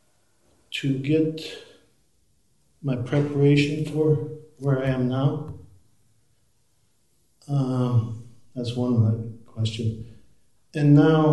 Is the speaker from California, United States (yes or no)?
no; South Dakota, United States; moved away; I'm from South Dakota originally